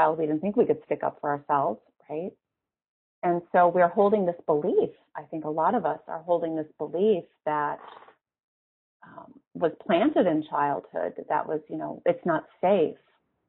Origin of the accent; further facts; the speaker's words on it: Midwest, United States; we're both from the Midwest